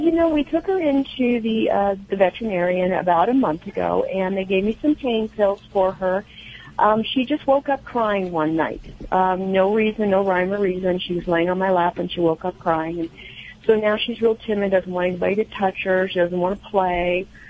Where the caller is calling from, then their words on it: Bend, Oregon, United States; I'm calling from the very hot Bend, Oregon.